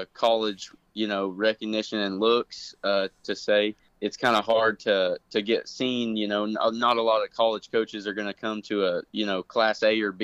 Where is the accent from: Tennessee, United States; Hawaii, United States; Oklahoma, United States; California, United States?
Oklahoma, United States; Fort Cobb; also born or lived in Chickasha, Oklahoma; we actually moved here to Fort Cobb the year that I was born. And so it's been my home my whole life